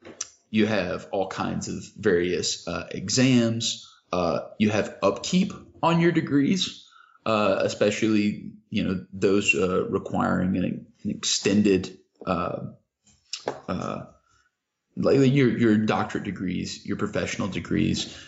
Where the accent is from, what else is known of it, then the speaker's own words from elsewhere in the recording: Kentucky, United States; I grew up in Kentucky